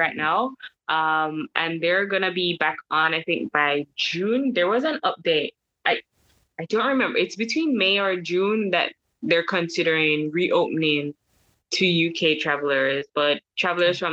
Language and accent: English; Kingston, Jamaica; moved away as an adult; also born or lived in France; Jamaican, born and raised, Kingstonian. I'm from Kingston